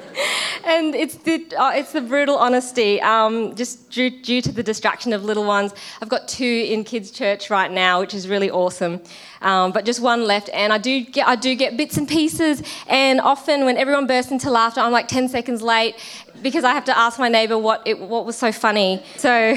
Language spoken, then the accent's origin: English; Australia; I'm Australian and my husband is Kiwi